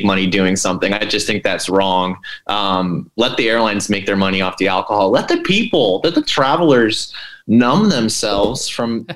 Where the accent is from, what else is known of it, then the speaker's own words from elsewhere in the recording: Pennsylvania, United States; I'm from Pennsylvania